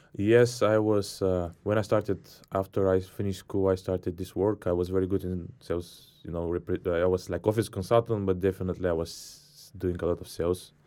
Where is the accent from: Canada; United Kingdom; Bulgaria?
Bulgaria; I'm from Bulgaria